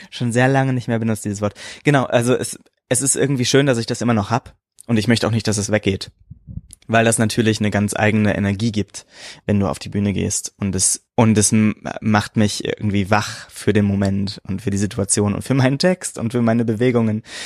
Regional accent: Germany; Ich bin Deutscher.

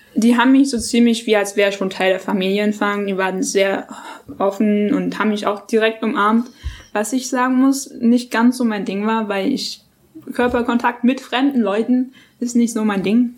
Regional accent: Germany; accent: German; also born or lived in New York, United States; Wir sind alle Deutsche

